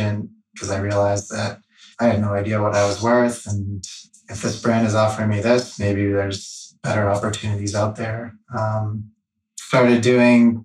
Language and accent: English; Massachusetts, United States; now in Fort Collins, United States; I'm from Massachusetts.